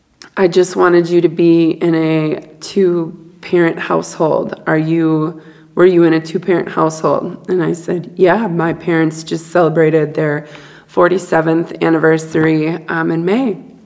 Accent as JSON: {"language": "English", "town": "Duluth", "region": "Minnesota", "country": "United States", "tie": "born there", "said": "33 years ago today, I was born in Duluth, Minnesota."}